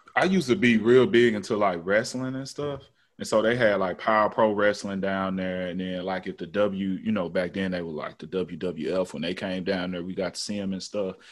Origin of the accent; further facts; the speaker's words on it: Memphis, Tennessee, United States; growing up in East Memphis